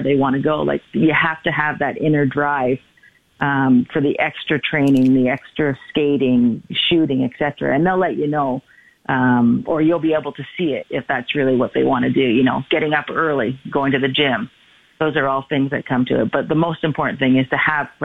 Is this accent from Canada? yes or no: yes; Toronto, Ontario, Canada; growing up in Toronto